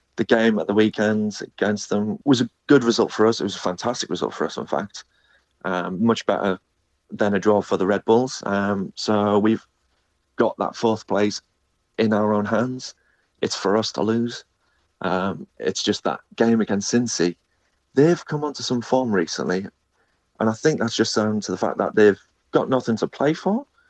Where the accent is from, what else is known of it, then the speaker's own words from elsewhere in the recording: North East England, United Kingdom; I'm originally from the Northeast, so my connection in terms of football is Millsborough